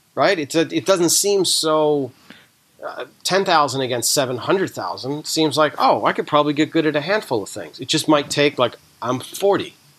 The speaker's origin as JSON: {"language": "English", "region": "East Coast", "country": "United States", "tie": "born or raised there", "said": "I grew up on the East Coast"}